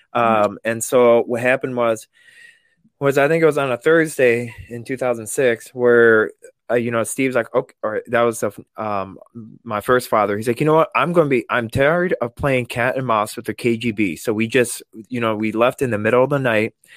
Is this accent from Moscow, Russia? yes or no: no; Vladikavkaz, North Ossetia–Alania, Russia; also born or lived in England; now in Madison, United States; I was born in Vladikavkaz, Russia